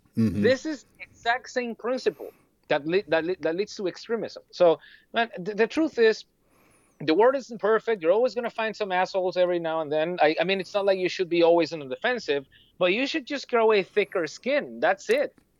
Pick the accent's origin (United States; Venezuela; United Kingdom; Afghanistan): Venezuela; English is a second language; now in Germany; I come from a place where I had to worry about, not getting shot in the head while I would go shopping for food